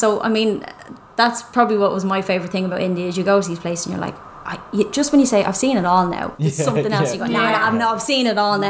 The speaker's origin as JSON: {"language": "English", "country": "Ireland", "also_born_or_lived": "Dublin", "moved": "as an adult", "said": "we're Irish."}